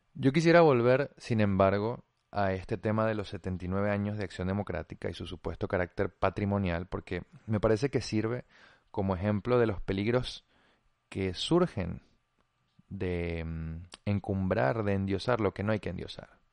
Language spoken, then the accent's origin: Spanish; Venezuela; como venezolanos